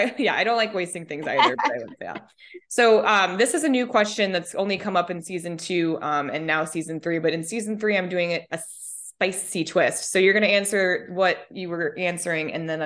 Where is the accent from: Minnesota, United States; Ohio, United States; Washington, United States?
Minnesota, United States; also born or lived in Colorado; I grew up in Minnesota and then Colorado where the fruit, I mean, it's nothing's fresh.